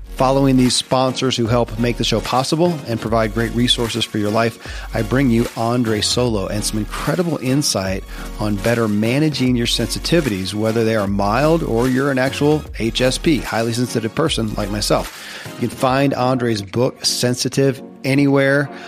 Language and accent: English; Kentucky, United States; born or raised there